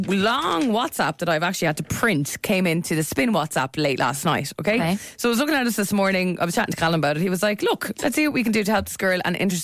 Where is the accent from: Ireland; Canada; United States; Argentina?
Ireland; Dublin, Leinster; I am from Dublin, but I had no idea where to turn down, and she didn't give me a street name.